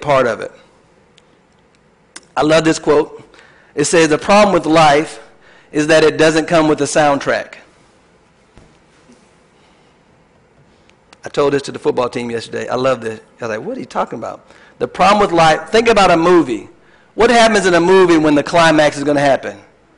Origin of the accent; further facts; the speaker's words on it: Tallahassee, Florida, United States; I was born in Tallahassee, Florida, went to high school, went to the Army, got married